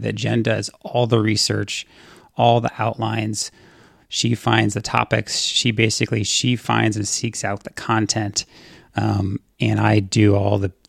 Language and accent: English; California, United States; I am from California. I'm a California kid.